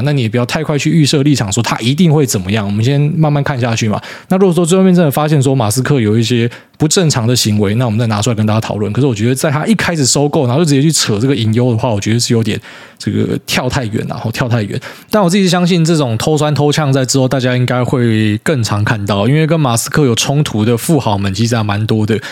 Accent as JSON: {"language": "Chinese", "country": "Taiwan", "said": "我们台湾人"}